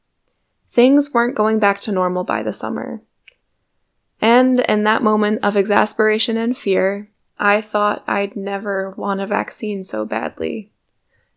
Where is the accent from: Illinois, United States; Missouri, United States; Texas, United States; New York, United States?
New York, United States; Binghamton; my hometown